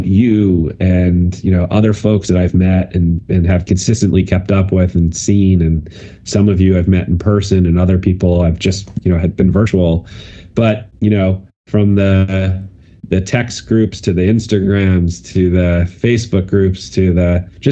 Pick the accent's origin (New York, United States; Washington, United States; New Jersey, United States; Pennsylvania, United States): New York, United States; White Plains; I lived in White Plains as I grew up